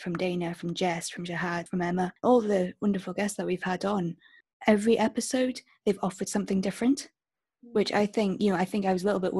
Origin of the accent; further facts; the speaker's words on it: Stirling, Scotland, United Kingdom; I'm from Stirling in Scotland